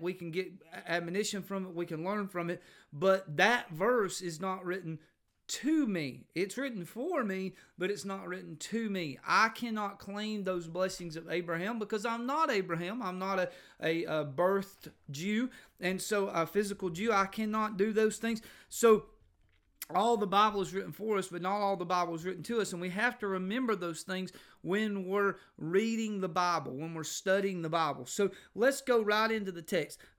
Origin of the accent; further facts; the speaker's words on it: Georgia, United States; I, I grew up in, uh, Georgia